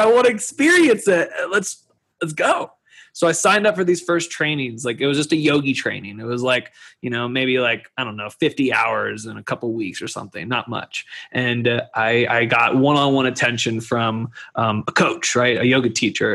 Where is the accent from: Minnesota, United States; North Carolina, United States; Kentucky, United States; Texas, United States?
Kentucky, United States; moved away; also born or lived in Boulder, Colorado; I grew up in Kentucky